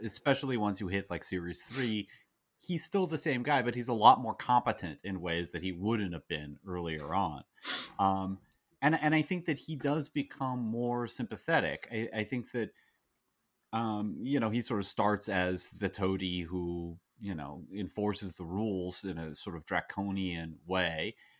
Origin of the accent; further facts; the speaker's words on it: United States; as an American